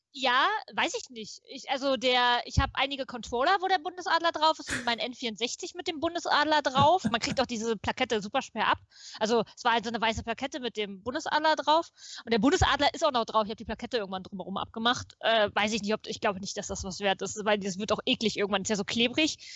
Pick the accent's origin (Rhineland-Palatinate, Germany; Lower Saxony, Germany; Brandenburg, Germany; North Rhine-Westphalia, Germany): Brandenburg, Germany; Potsdam; ich bin in Potsdam geboren, in Potsdam zur Schule gegangen, habe in Potsdam studiert